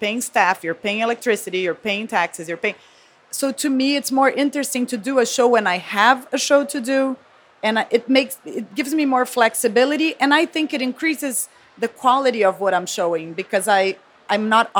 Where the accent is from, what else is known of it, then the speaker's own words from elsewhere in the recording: Brazil; now in New York, United States; I live in New York, so rents are prohibitive, but also because I'm from Brazil